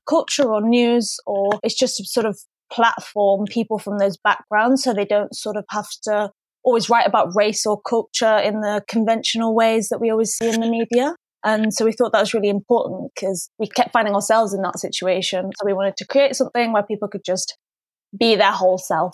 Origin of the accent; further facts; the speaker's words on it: Manchester, North West England, United Kingdom; also born or lived in London; I'm from Manchester and I went to Warwick Uni